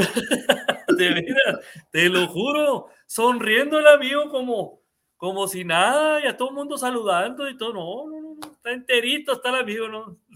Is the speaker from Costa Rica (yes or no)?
no; Mexico; nosotros como mexicanos